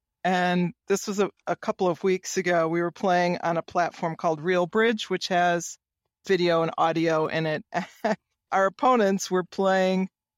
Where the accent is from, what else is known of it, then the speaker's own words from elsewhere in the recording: Kalamazoo, Michigan, United States; now in Poland; Yes, in Michigan. Pretty much I was raised in Kalamazoo and went to university at U of M in Ann Arbor.